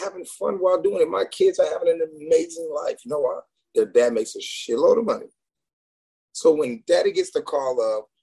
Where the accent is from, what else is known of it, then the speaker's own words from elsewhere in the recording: Houston, Texas, United States; I'm from Houston